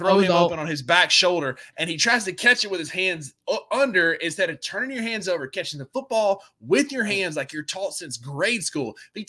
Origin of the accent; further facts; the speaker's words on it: North Mississippi, United States; also born or lived in Myrtle Beach; We're two goons from North Mississippi